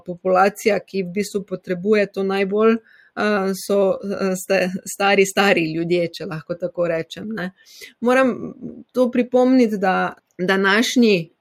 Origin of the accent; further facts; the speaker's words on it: Styria, Slovenia; accent: Styrian; moved away as an adult; also born or lived in Vienna, Austria; now in Oslo, Norway; Kot slišite, sem Štajerka